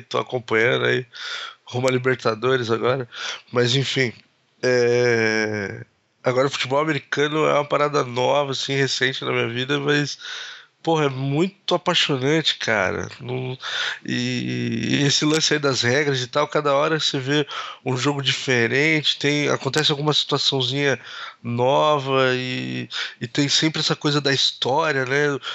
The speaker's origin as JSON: {"language": "Portuguese", "country": "Brazil", "said": "a gente é brasileiro"}